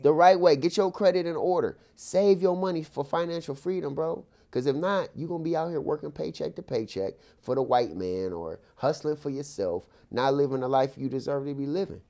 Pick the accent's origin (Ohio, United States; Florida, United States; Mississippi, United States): Ohio, United States; Akron; my hometown, Akron